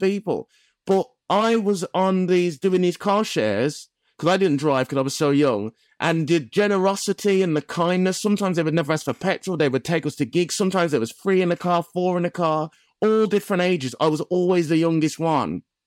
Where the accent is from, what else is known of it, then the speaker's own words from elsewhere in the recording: Black Country, West Midlands, United Kingdom; I'm from the Black Country